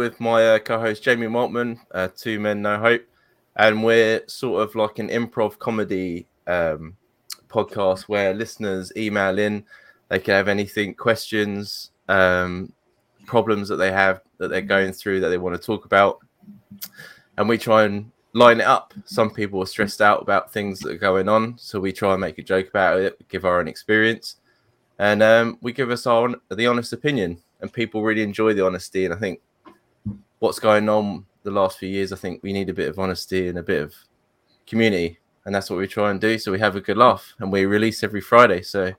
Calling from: Scotland, United Kingdom; So I'm calling from Scotland, and it is currently 3:10 in the morning.

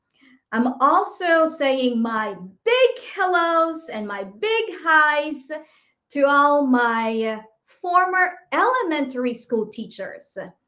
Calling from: Boston, Massachusetts, United States; I'm streaming from Boston, Massachusetts.

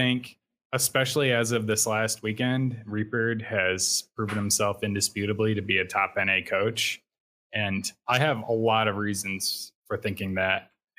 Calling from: Portage, Indiana, United States; Northwest Indiana, Portage, Indiana. It's in the Chicago area.

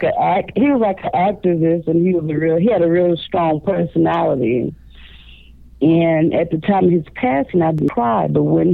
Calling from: Chicago, Illinois, United States; I'm calling from Chicago, Illinois.

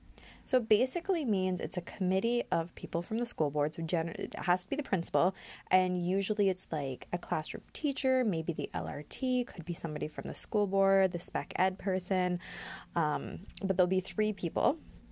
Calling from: Ontario, Canada; Now, I'm speaking from Ontario, Canada, so this is where my information will be coming from.

